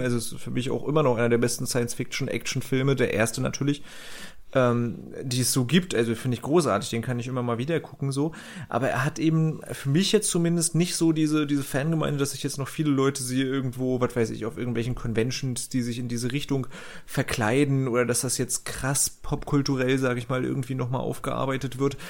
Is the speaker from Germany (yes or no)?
yes; Northern Germany, Germany; now in Berlin, Germany; als Norddeutscher